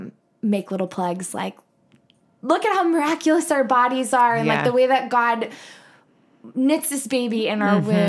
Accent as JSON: {"language": "English", "town": "Columbia", "region": "Missouri", "country": "United States", "said": "I'm from Columbia, Missouri"}